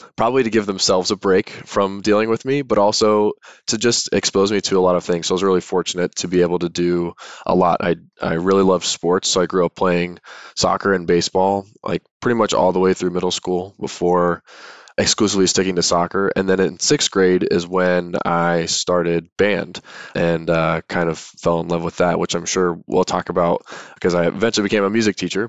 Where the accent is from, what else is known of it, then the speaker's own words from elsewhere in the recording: Chesapeake, Virginia, United States; moved away as an adult; now in San Diego, United States; am from Chesapeake, Virginia, which is in the southeastern part of the state, right on the North Carolina border. and I was born there, grew up there, went to high school there